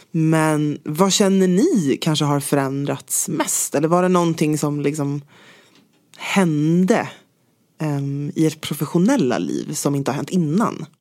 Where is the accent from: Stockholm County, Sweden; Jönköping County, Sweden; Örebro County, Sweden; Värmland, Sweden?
Stockholm County, Sweden; Stockholm; also born or lived in London; Det är där jag är uppvuxen.